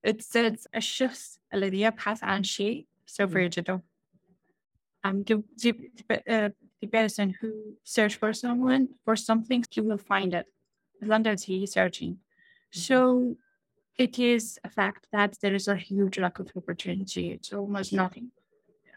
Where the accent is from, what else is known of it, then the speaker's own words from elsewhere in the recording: Iraq; I'm from Iraq